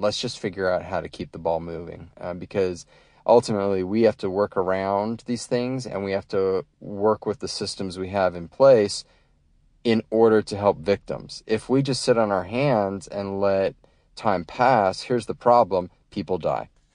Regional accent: United States; an American who has, uh, you know, gone overseas

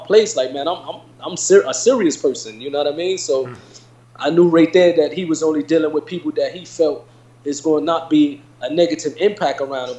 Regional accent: Irvington, New Jersey, United States; a young kid growing up in Irvington, New Jersey

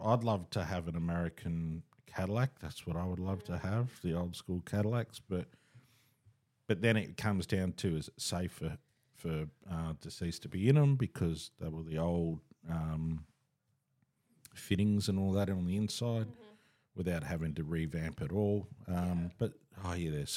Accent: Australia; we're Australian

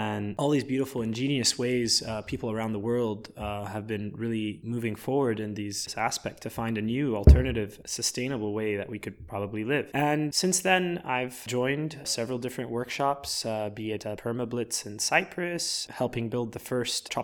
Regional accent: Lebanon; my father is Lebanese and I was born in Lebanon

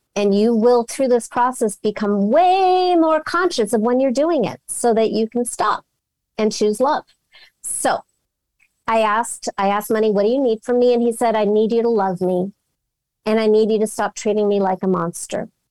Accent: Los Angeles, California, United States; I'm from Los Angeles.

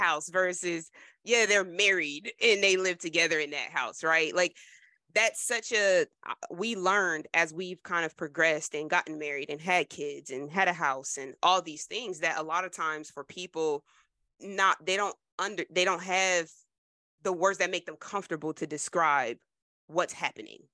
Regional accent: New Jersey, United States; I'm proud to be from Jersey

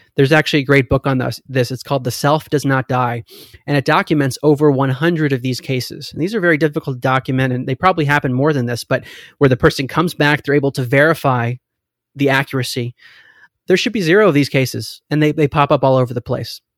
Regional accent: United States; also born or lived in Maryland; I grew up in America

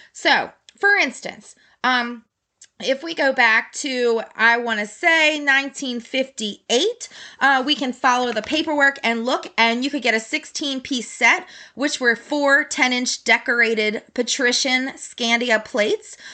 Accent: Baltimore, Maryland, United States; I grew up in Baltimore.

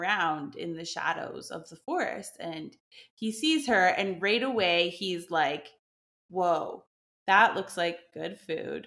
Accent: Canada; moved away as an adult; now in France; I'm from Canada, but I moved to France, like, I think 7 or 8 years ago

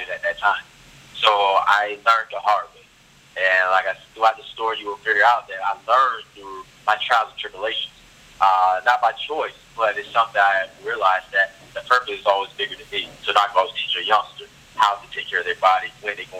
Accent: Tallahassee, Florida, United States; I'm from Tallahassee, Florida, capital of Florida, very small town

